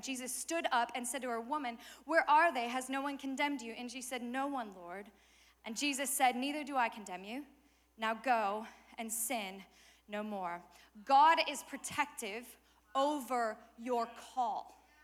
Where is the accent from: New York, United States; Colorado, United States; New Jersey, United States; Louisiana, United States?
Colorado, United States; I'm from Colorado